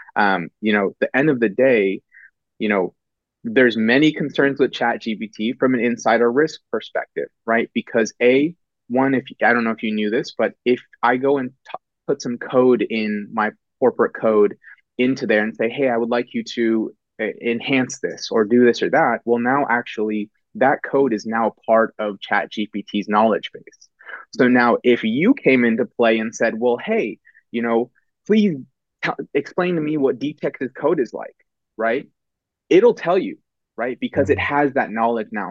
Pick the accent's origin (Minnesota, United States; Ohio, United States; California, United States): California, United States; Bay Area, Silicon Valley, Northern; born born and raised in California, Northern California, pretty much Bay Area, um, Silicon Valley, and and uh, really haven't moved since